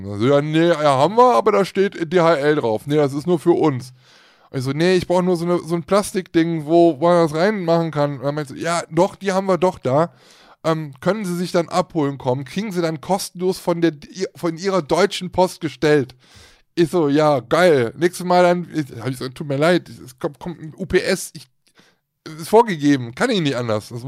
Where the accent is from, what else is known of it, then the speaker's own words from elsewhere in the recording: Switzerland; oh, guck mal, wir kommen aus der Schweiz, supi.